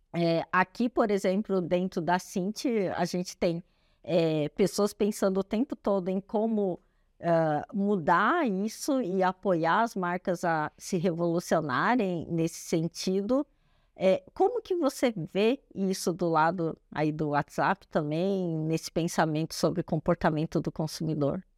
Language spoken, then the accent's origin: Portuguese; Brazil; somos brasileiros